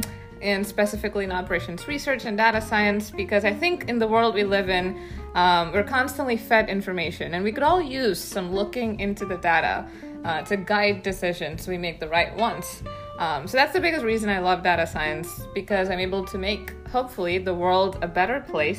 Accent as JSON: {"language": "English", "country": "India", "moved": "as an adult", "lives_now": "Buffalo, United States", "said": "I'm from India."}